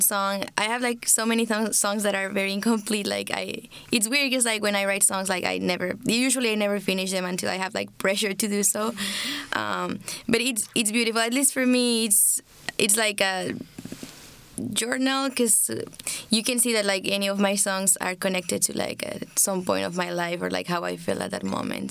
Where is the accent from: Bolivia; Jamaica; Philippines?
Bolivia; I'm from Bolivia